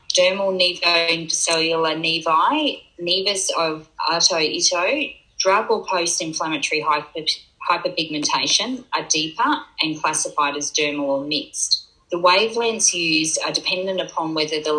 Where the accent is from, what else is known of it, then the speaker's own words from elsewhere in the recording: Gold Coast, Queensland, Australia; Growing up on the Gold Coast